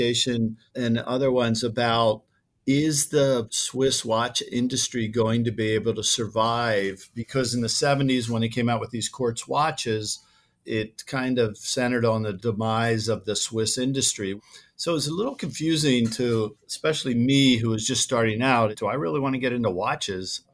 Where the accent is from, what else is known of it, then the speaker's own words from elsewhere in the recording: outside of Philadelphia, Pennsylvania, United States; moved away as an adult; also born or lived in New Jersey; now in Scottsdale, United States; I grew up outside of Philadelphia